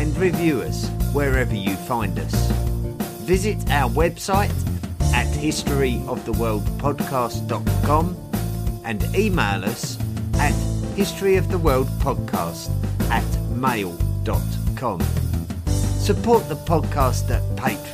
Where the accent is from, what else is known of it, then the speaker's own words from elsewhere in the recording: England, United Kingdom; I can't help being English, I can't help where I was born